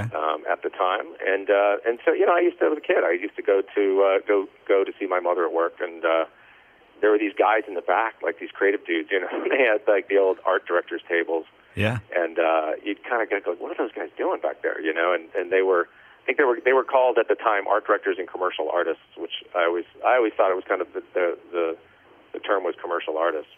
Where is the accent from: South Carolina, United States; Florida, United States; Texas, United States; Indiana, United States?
Texas, United States; El Paso; moved away; also born or lived in Raleigh, North Carolina; I actually grew up in El Paso, Texas, um, West Texas